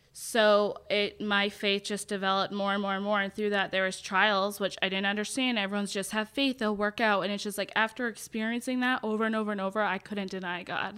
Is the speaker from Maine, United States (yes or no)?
yes; Kennebunkport, Maine, United States; born or raised there; moved away as an adult; also born or lived in Boston, Massachusetts / Washington State; now in Texas, United States